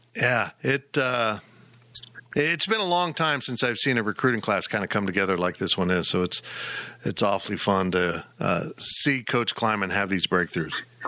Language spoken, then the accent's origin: English; Salina, Kansas, United States; my hometown of Salina, Kansas